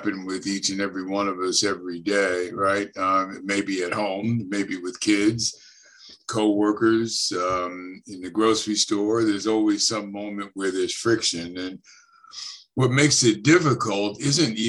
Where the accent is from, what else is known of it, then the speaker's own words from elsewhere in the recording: New Jersey, United States; moved away; also born or lived in Chicago; I'm from Jersey, North Jersey, as a matter of fact.